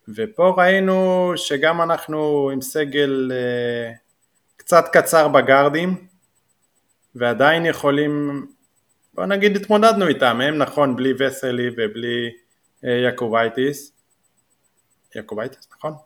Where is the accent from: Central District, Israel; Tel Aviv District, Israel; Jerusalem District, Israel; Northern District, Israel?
Northern District, Israel; Jordan Valley; גדלתי עוד בעמק הירדן